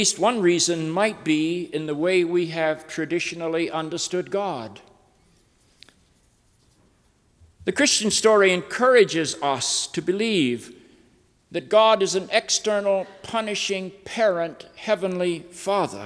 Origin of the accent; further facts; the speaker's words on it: North Carolina, United States; I'm a child of the South. I grew up in the Bible Belt of North Carolina.